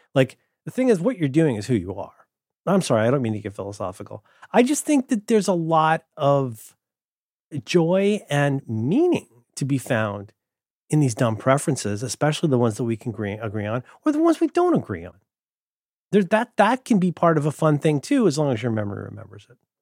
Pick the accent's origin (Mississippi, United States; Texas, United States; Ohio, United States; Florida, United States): Ohio, United States; moved away; I'm from Ohio.